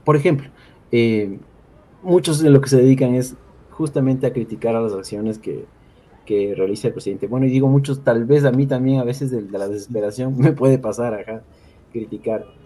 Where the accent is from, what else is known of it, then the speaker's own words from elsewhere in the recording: Ecuador; como ecuatorianos, como ciudadanos